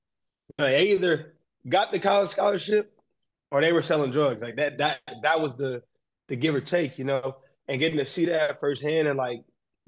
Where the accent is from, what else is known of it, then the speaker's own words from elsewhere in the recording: Chicago, Illinois, United States; moved away as an adult; also born or lived in Mississippi / Australia; now in Japan; I was actually born in Chicago. I went down to Mississippi for a couple of years, was raised, and really got like Southern roots. And then came back to Chicago. And just growing up, you know, I'm from a big family, four siblings.